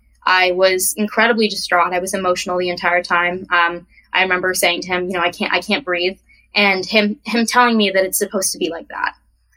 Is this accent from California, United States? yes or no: yes; California, United States; I am from California. I've moved around quite a bit in my life